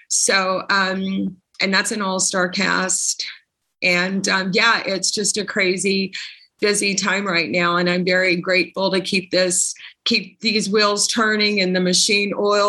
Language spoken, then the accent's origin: English; Arkansas, United States; So I'm originally from my home state of Arkansas, and that's where I currently reside.